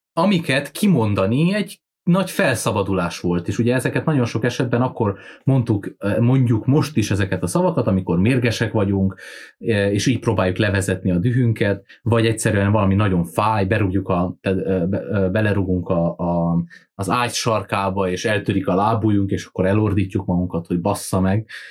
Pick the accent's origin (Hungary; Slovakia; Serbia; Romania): Romania; Transylvania; erdély magyarként